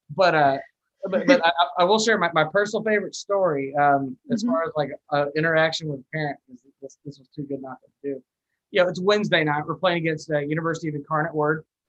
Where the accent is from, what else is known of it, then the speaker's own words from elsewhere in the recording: New Mexico, United States; moved away as an adult; I'm originally from New Mexico